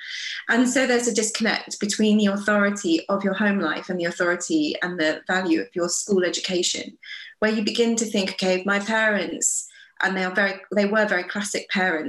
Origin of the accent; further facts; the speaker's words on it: England, United Kingdom; I have a British passport. I'm British and I consider myself English in some important ways.